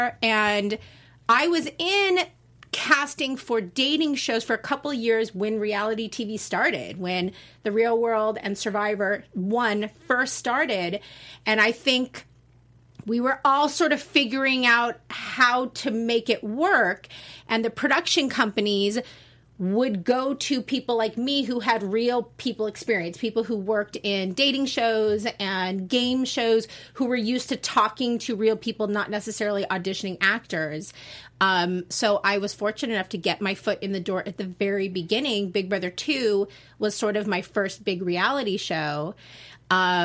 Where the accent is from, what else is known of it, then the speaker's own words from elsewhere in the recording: Los Angeles, California, United States; I am from Valley, born and raised in Granada Hills